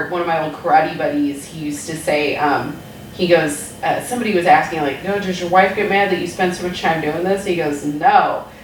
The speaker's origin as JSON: {"language": "English", "region": "California", "country": "United States", "also_born_or_lived": "Arizona / San Luis Obispo", "lives_now": "Los Angeles, United States", "said": "I'm originally from Northern California"}